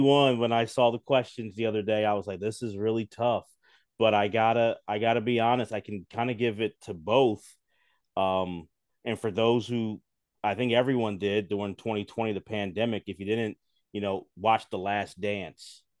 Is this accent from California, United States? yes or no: no; Philadelphia, Pennsylvania, United States; I'm from Philly